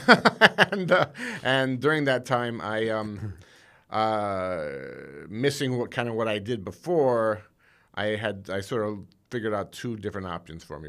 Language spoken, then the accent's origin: English; South Bend, Indiana, United States; moved away; I grew up in South Bend, Indiana